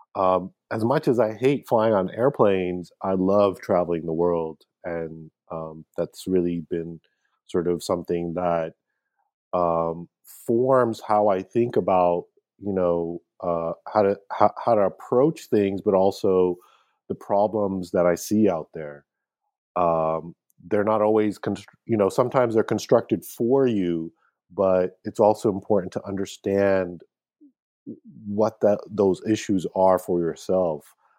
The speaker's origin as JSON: {"language": "English", "country": "United States", "tie": "born or raised there", "said": "my family coming from Pakistan, um, you know, growing up in the States"}